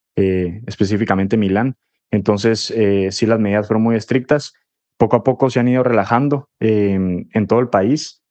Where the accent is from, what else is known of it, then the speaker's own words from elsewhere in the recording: Guatemala; now in Madrid, Spain; soy periodista guatemalteco, vivo en Madrid